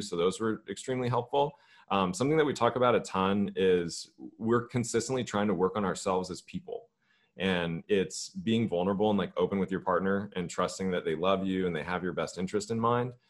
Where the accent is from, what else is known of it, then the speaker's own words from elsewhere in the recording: Los Angeles, California, United States; moved away; also born or lived in Georgia; I grew up in Los Angeles